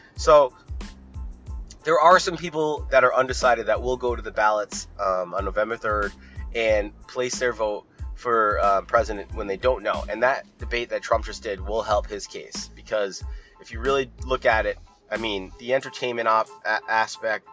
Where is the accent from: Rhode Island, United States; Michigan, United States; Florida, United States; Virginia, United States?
Rhode Island, United States; I'm from Rhode Island